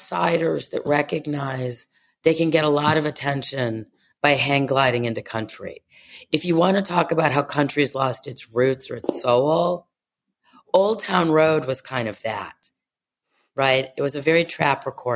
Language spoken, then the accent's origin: English; Cleveland, Ohio, United States; also born or lived in Miami; now in Nashville, United States; I grew up in Cleveland, Ohio, where people didn't see us either